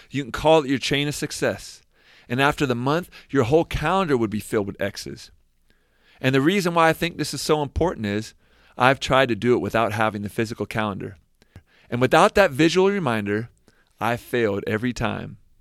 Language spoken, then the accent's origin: English; Seattle, Washington, United States; moved away as an adult; I'm from Seattle, I got to stay with my folks when I was back home